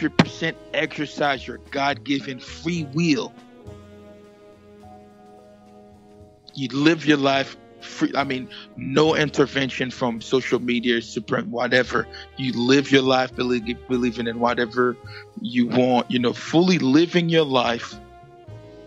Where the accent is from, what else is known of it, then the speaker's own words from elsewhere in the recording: Stamford, Connecticut, United States; also born or lived in Harlem, New York / Haiti; We moved to Stamford, Connecticut. So, again, I was born, you know, to Haitian parents.